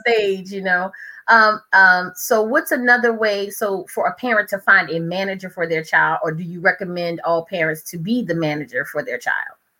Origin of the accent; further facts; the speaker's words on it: New Orleans, Louisiana, United States; now in Prince George's County, United States; I grew up in New Orleans, Louisiana, that area